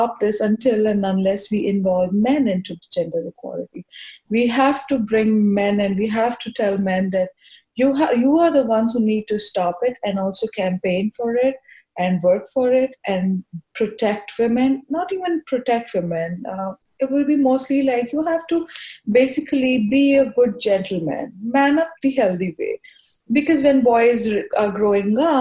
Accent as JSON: {"language": "English", "country": "India", "tie": "born or raised there", "moved": "as an adult", "lives_now": "New York, United States", "said": "I was growing up in India"}